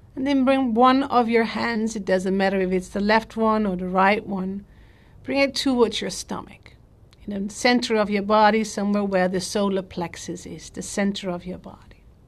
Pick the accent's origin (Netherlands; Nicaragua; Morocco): Netherlands; I'm from the Netherlands